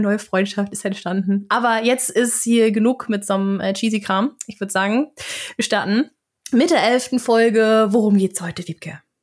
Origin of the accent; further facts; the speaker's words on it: Flensburg, Schleswig-Holstein, Germany; Ich komme ja aus Flensburg, also aus der absoluten Grenzstadt